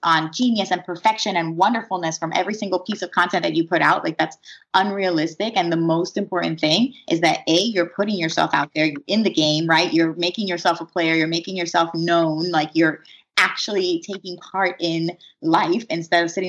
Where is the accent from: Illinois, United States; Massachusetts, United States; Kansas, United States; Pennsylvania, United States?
Pennsylvania, United States; Philadelphia; I grew up in Philadelphia, so I have some background here